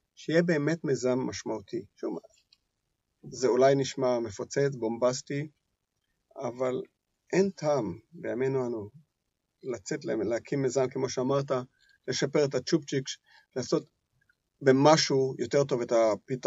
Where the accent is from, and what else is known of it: Israel